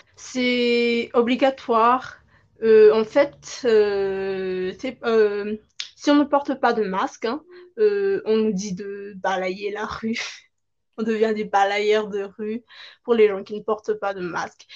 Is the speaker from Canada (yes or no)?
no; Madagascar; je viens de Madagascar